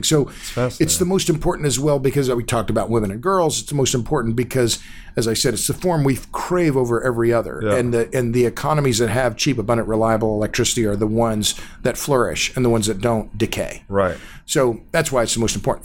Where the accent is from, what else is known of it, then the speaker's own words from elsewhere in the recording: Tulsa, Oklahoma, United States; I grew up in Tulsa. It's my hometown.